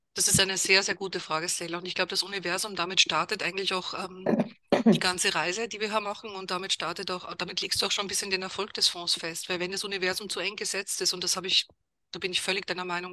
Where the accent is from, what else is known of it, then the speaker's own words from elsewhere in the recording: Vienna, Austria; moved away as an adult; also born or lived in Germany / England; Also ich bin Wienerin, also komme aus Österreich, habe dort auch studiert